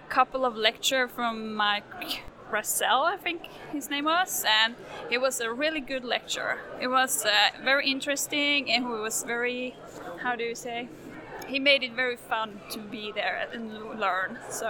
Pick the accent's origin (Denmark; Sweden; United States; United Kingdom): Sweden; I'm from Sweden